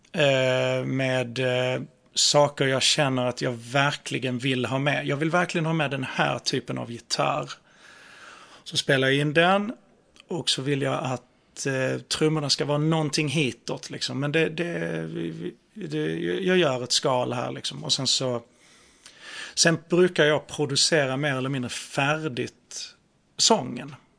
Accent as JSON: {"language": "Swedish", "region": "Skåne", "country": "Sweden", "accent": "skånska", "said": "skånskan är ju, alltså vi har ju så, vi har ju så himla hårda konsonanter"}